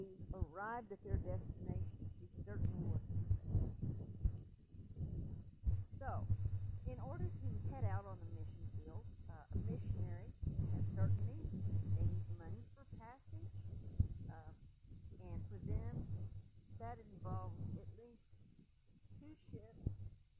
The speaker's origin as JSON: {"language": "English", "region": "Texas", "country": "United States", "said": "I am a Texan"}